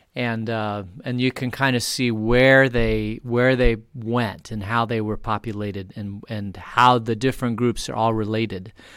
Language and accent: English; Phoenix, Arizona, United States; now in Vail, United States; I grew up in Phoenix